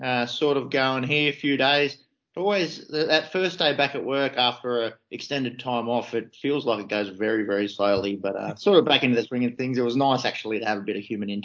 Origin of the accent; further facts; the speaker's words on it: Australia; being an Australian